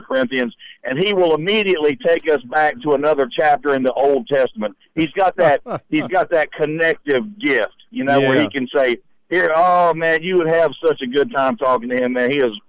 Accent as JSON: {"language": "English", "region": "Central Florida", "country": "United States", "said": "I am from Central Florida, right, for lack of better words, right where Disney is at."}